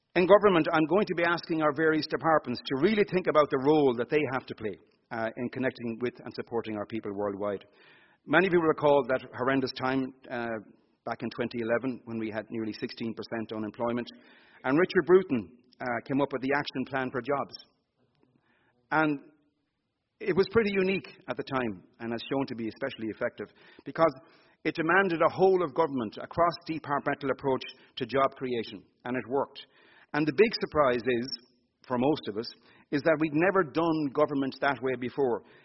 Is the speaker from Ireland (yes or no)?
yes; Ireland